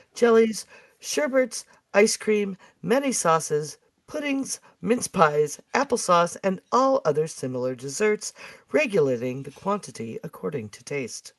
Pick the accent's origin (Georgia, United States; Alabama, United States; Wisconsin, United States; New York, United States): New York, United States; Buffalo; I'm from Buffalo.